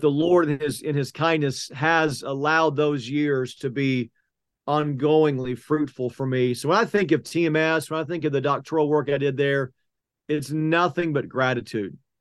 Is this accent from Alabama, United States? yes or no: no; Oklahoma City, Oklahoma, United States; I grew up in South Oklahoma City, went to Westmore High School